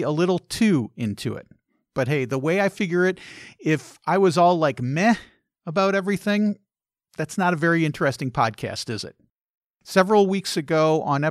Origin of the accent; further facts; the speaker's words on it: Chicago, Illinois, United States; I grew up in Chicagoland